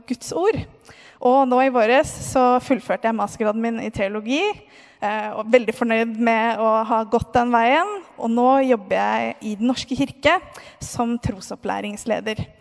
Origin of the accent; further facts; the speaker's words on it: Moss, Østfold, Norway; Eh, jeg har vokst opp i Moss, i en kristen familie.